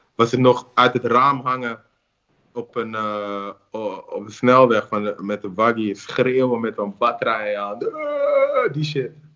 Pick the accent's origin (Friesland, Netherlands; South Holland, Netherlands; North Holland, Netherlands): North Holland, Netherlands; Amsterdam; Doordat ik in Zuidoost ben opgegroeid.